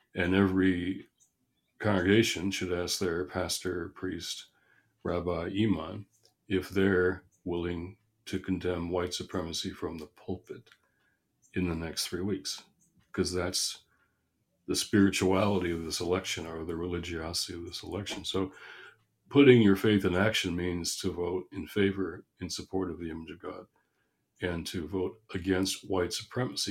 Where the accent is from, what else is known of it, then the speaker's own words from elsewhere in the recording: Michigan, United States; my home state of Michigan